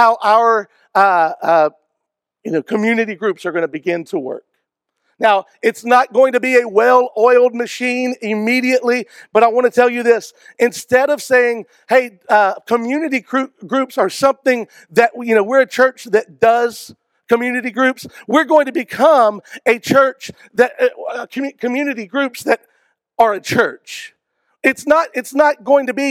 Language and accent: English; Georgia, United States; now in Travelers Rest, United States; I grew up in Georgia